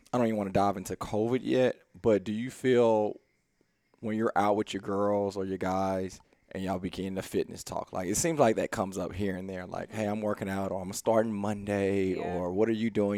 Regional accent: Houston, Texas, United States; we grew up in East Houston

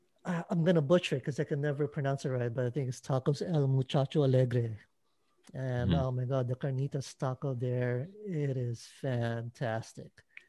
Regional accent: Philippines; As a Filipino, I've kind of become a taco expert.

